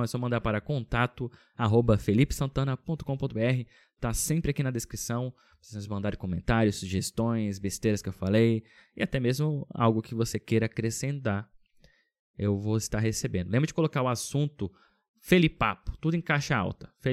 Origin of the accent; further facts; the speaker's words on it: Brasília, Federal District, Brazil; now in Finland; Mudei do Brasil. Brasília, que é super seco né? Uma cidade sequíssima